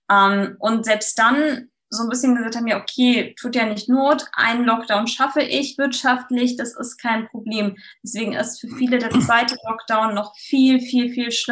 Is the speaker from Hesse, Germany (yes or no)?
yes; Frankfurt, Hesse, Germany; now in Quickborn, Germany; Also ich kenne das ja als Frankfurterin selbst. Wenn man mal was schön haben wollte, dann ist man so in die Orte gefahren, in Taunus Spessart und so weiter